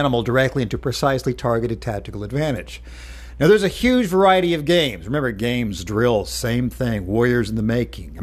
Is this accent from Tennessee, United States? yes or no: yes; Knoxville, Tennessee, United States; my hometown of Knoxville, Tennessee